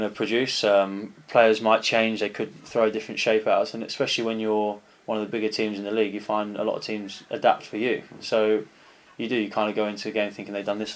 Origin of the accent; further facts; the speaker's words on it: Canterbury, South East England, United Kingdom; moved away as an adult; also born or lived in South East London; now in Yeovil, United Kingdom; I'm not actually raised in London. I'm a South East boy. I'm from Canterbury